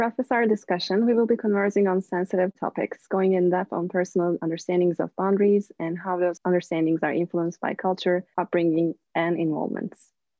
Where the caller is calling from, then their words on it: Irvine, California, United States; I'm calling in from Irvine.